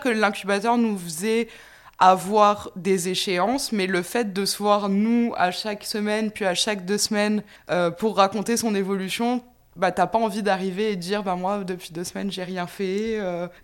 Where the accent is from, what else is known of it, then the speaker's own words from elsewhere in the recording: France; moved away as an adult; now in Montreal, Canada; je suis originaire de France